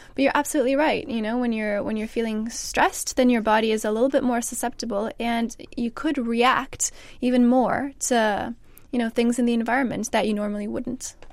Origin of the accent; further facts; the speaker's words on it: Canada; now in England, United Kingdom; I'm from Canada